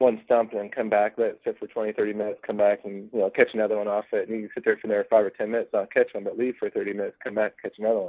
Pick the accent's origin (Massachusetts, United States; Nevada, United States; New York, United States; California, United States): California, United States; where I grew up in California